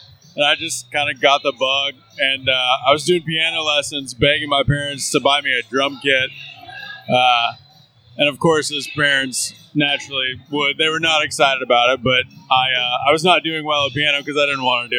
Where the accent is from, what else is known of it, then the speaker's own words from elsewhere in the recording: Kansas, United States; moved away as an adult; now in Texas, United States; I'm originally a Kansas boy.